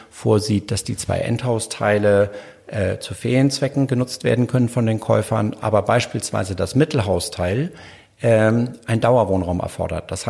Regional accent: Hamburg, Germany; ich könnte das jetzt als Hamburger dann so ein Objekt nicht kaufen.

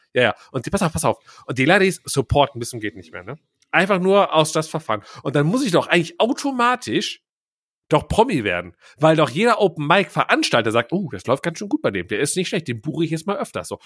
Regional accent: Schiefbahn, North Rhine-Westphalia, Germany; Schiefbahn ist ja mein Geburtsort.

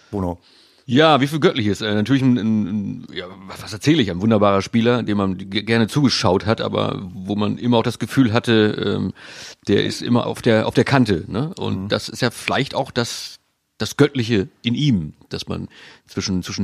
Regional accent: Hanover, Lower Saxony, Germany; Ja, wir als Hannoveraner sowieso, wir als die Roten aus dem Norden und die Roten aus dem Süden.

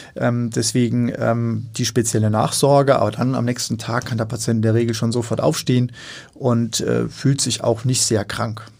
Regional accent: Darmstadt, Hesse, Germany; moved away as an adult; also born or lived in Mainz / London / New Haven / Aachen; now in Hamburg, Germany; Ich bin gebürtig aus dem Rhein-Main-Gebiet, ja. also aus Darmstadt, also so in der Mitte von Deutschland.

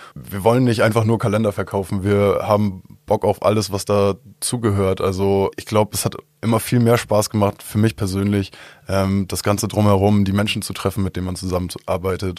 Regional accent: Albersdorf, Schleswig-Holstein, Germany; ich komme ursprünglich aus Albersdorf

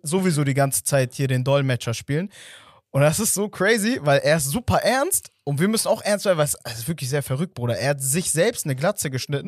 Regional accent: Hamburg, Germany; als jemand, der in der Nähe von St. Pauli aufgewachsen ist

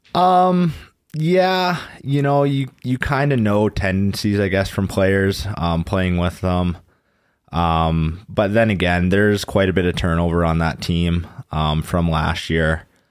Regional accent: Kamloops, British Columbia, Canada; moved away as an adult; now in Weiden, Germany; in my hometown, that's just another community still in Kamloops.

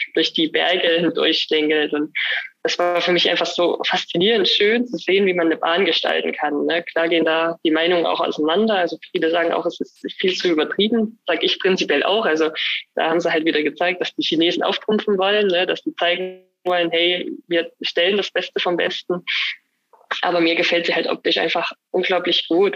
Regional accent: Annaberg-Buchholz, Saxony, Germany; also born or lived in Oberwiesenthal; ich bin ja gebürtig aus Annaberg, bin auch in Buchholz dann in die Grundschule gegangen

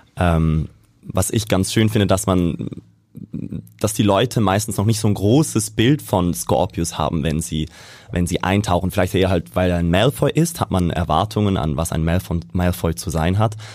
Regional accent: Switzerland; moved away as an adult; also born or lived in Vienna, Austria; now in Hamburg, Germany; ursprünglich bin ich aus der Schweiz. Also ich bin in der mhm. Schweiz aufgewachsen, ähm, zur Schule gegangen und dann fürs Studium

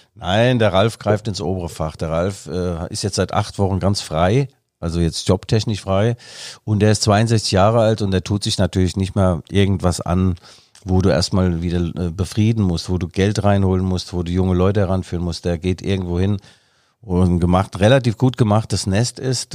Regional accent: East Germany, Germany; als Ossi

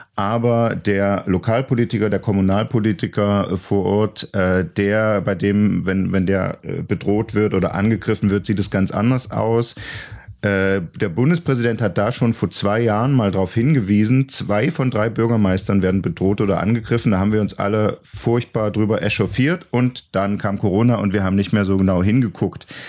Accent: East Germany, Germany; als Ossi

